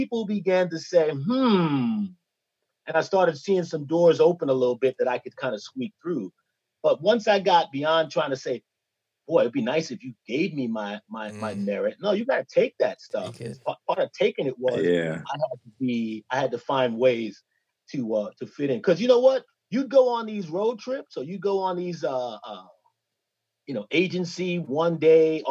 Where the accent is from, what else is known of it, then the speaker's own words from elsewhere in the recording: New York City, New York, United States; I came from Bushwick, Brooklyn, so I had a natural hustle.